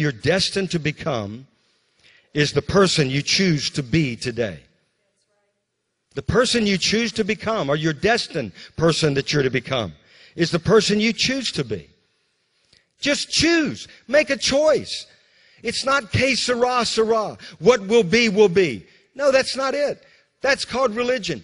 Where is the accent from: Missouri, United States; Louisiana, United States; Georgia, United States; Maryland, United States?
Louisiana, United States; also born or lived in Mississippi / Alabama; now in North Carolina, United States; I'm from Louisiana. He brought me to North Carolina